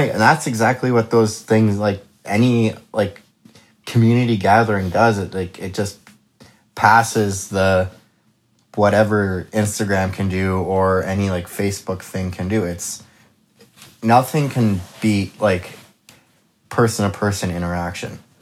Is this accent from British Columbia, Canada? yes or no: yes; Kelowna, British Columbia, Canada; I am born and raised Kelowna